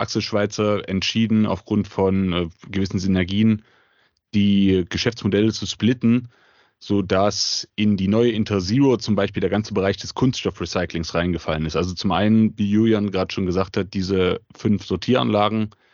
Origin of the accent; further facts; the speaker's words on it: Leipzig, Saxony, Germany; komme aus der wunderschönen Stadt Leipzig, bin eigentlich schon immer Leipziger gewesen, habe auch hier studiert